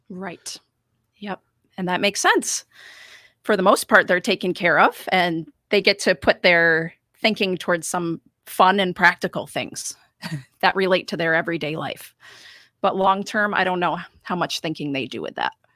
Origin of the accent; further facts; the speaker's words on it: Rochester, New York, United States; also born or lived in Vermont / Montreal; I have lived in Rochester for most of my life